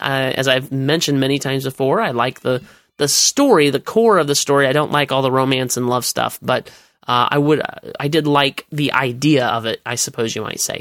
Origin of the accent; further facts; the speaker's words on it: United States; as an American